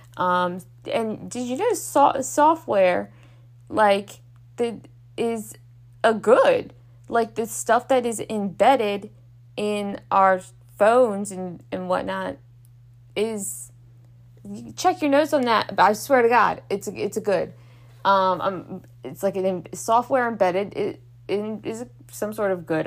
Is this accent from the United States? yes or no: yes; Baltimore, Maryland, United States; I'm from Baltimore, whether we don't know how to pronounce T's apparently